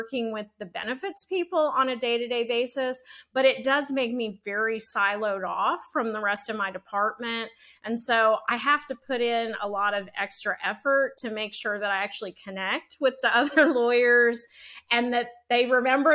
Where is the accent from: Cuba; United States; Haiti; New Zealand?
United States; Shreveport, Louisiana; moved away as an adult; also born or lived in Mississippi / Virginia; now in Dallas, United States; growing up in Shreveport